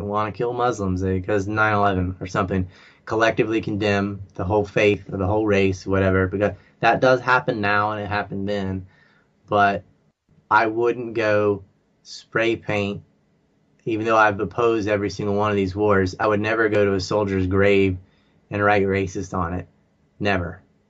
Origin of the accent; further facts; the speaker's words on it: the South, United States; also born or lived in Virginia; I grew up in the South and I saw the Confederate flag my whole life.